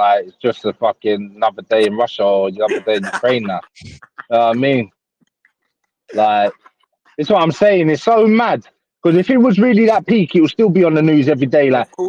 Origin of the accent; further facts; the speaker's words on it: London, United Kingdom; I'm from Canning Town.